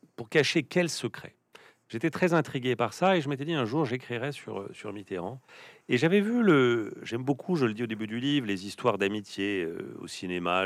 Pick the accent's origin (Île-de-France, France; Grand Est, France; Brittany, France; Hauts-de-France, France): Île-de-France, France; Plaisir; j'ai grandi dans les Yvelines, dans une ville qui s'appelle Plaisir